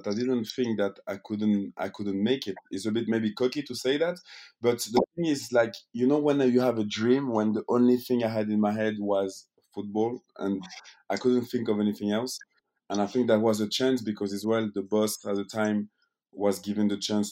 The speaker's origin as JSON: {"language": "English", "region": "Geneva", "country": "Switzerland", "tie": "born or raised there", "said": "I'm in Geneva, in my hometown"}